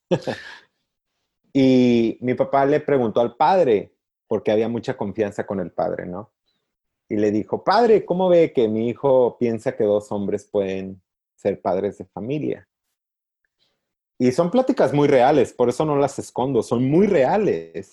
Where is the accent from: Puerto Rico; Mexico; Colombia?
Mexico; Encarnación de Díaz, Jalisco; now in United States; Yo crecí en un pueblo chiquito donde casi cada familia tiene un sacerdote. Sí. O sea, los Altos de Jalisco